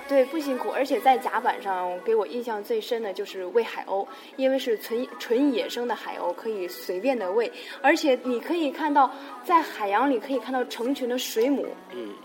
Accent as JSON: {"language": "Chinese", "country": "China", "said": "我是中国人，我是来这边玩的"}